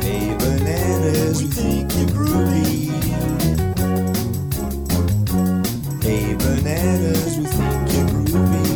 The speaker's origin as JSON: {"language": "English", "town": "Melbourne", "region": "Victoria", "country": "Australia", "said": "I'm Australian, and I'm proud of it"}